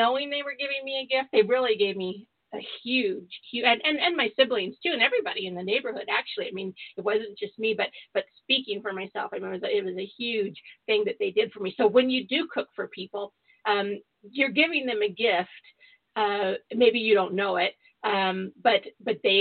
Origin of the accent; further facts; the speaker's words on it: San Diego, California, United States; I grew up in Southern California, born and raised in San Diego